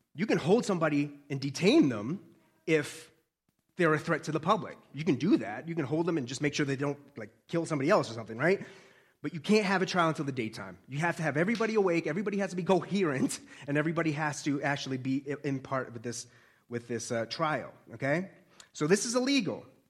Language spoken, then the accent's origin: English; Boston, Massachusetts, United States; accent: Boston; I'm a Bostonian